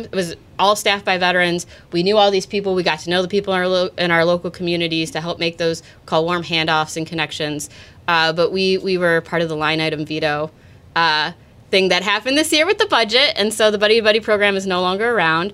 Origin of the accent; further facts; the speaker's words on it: Redford, Michigan, United States; I'm originally from Redford, Michigan